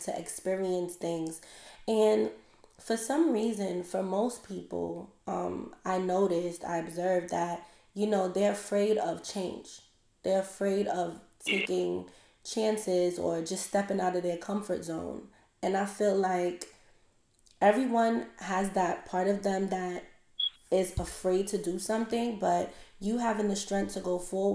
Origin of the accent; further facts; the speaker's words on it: New York City, New York, United States; moved away as an adult; now in Georgia, United States; I'm from Crown Heights, and I live in Georgia now